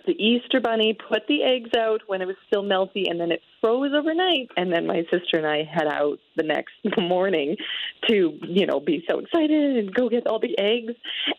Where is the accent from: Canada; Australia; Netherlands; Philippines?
Canada; Calgary, Alberta; I grew up in Calgary